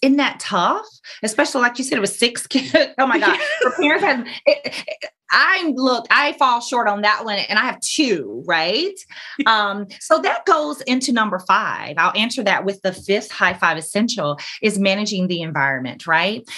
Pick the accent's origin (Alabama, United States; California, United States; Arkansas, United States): Alabama, United States; now in Orlando, United States; I grew up in Alabama